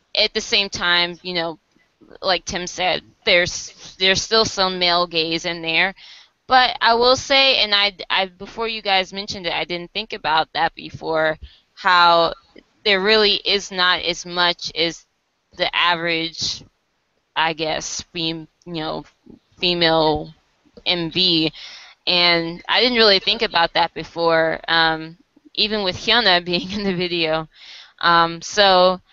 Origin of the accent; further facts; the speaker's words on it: United States; as an American